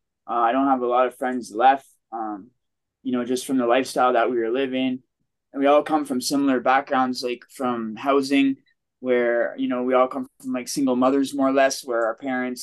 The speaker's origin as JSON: {"language": "English", "town": "Toronto", "region": "Ontario", "country": "Canada", "tie": "born or raised there", "said": "growing up in Toronto"}